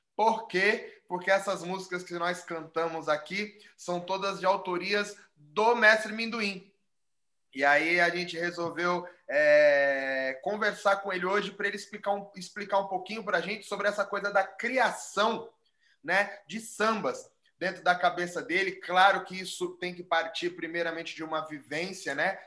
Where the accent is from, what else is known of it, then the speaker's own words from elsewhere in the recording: Southeast, Brazil; a gente é do Sudeste